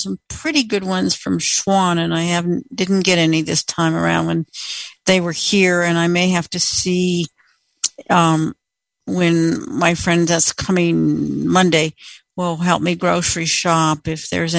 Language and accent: English; Indiana, United States; now in Colorado, United States; I grew up in Indiana in the Calumet region, and we had some great places there to get Polish sausage. My whole family's Polish.